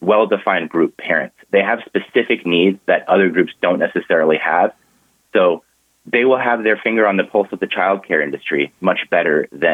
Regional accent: Orange County, California, United States; I grew up in Orange County, California

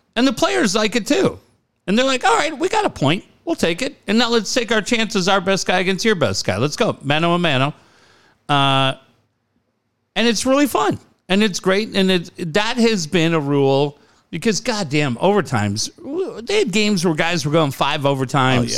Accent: United States; also born or lived in London; I'm from the States.

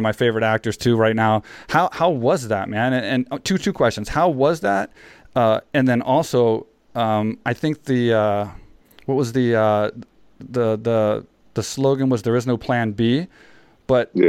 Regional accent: San Jose, California, United States; moved away as an adult; now in Thailand; me growing up in San Jose

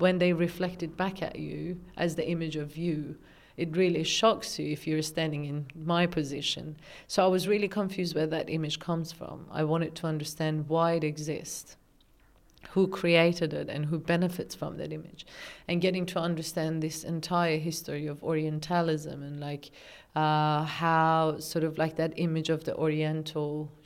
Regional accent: Tehran, Tehran Province, Iran; moved away as an adult; now in Australia; I was born and raised in Tehran, Iran

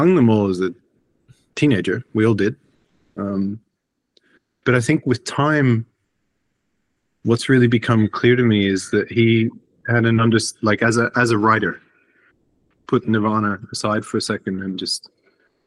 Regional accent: Australia; born or raised there; moved away as an adult; now in Iceland

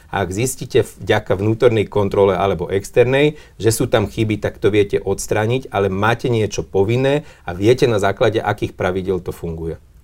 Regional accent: Levoča, Prešov Region, Slovakia; v mojom rodnom meste, v Levoči

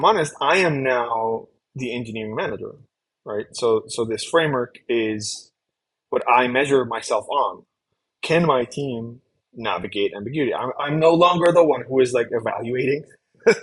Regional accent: Colombia; I'm from Colombia

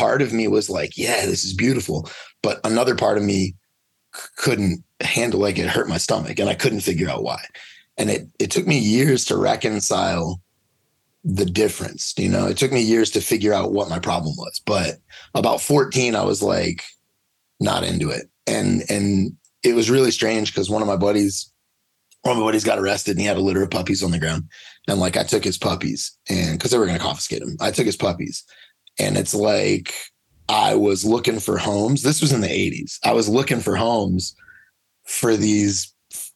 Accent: Louisiana, United States; I grew up in Louisiana, and it was just, dogfighting was just part of the life

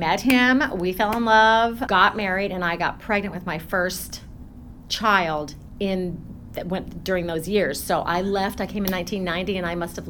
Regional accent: Denver, Colorado, United States; I was born and raised in Denver, Colorado. My family is a musical family.

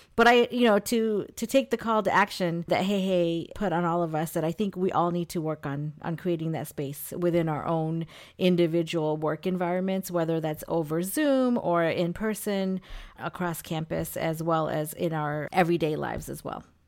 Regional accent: India; now in United States; I was born in India

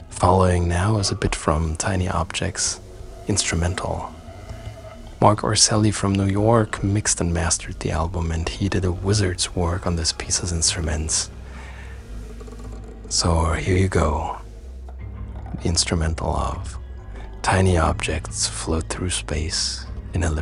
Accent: Leipzig, Saxony, Germany; Hello, hello back. … from Leipzig on a treasure hunt for the hidden net of inspirations of my recent album ….

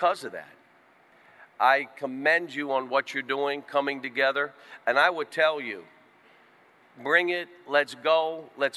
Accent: Western Pennsylvania, United States; moved away as an adult; now in Kentucky, United States; the mountains and the hollows and all, that's how I grew up in Western PA

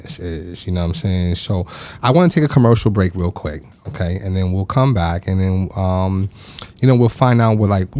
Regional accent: Long Island, New York, United States; I'm from New York. I'm from Long Island

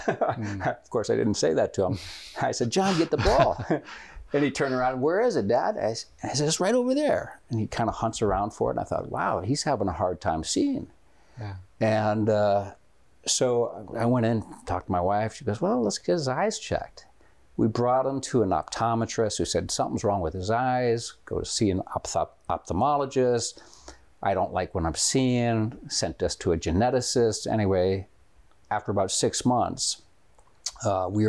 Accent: Florida, United States; also born or lived in Minnesota; I was born in Minnesota, and I have 7 older brothers and sisters, and then when I was 7 years old, we moved to Florida

